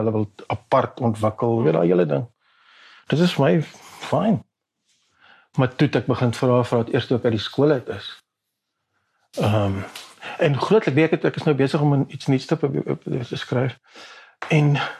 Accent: South Africa; ek is Afrikaner, jy weet, dis dis wie ek is

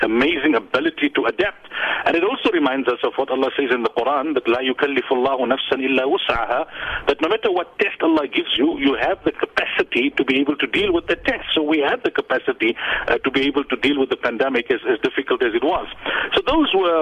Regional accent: South Africa; the Muslim community in our country

